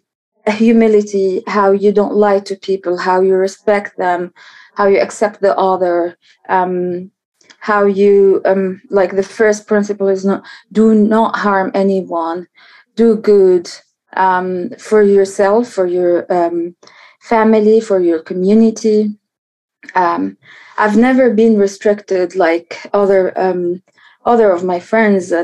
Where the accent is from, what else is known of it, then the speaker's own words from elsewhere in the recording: Tunis, Tunis Governorate, Tunisia; So I'm from Tunis, and I grew up in Tunis, the capital